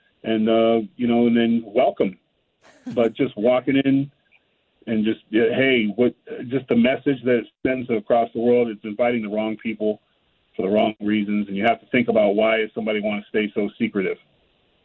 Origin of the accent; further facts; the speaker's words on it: California, United States; I grew up in California